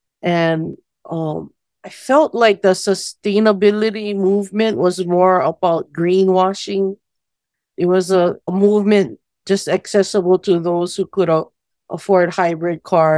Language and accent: English; Molokaʻi, Hawaii, United States; I was born and raised on Molokaʻi during the 1970s, so child of the Aloha Aina movement.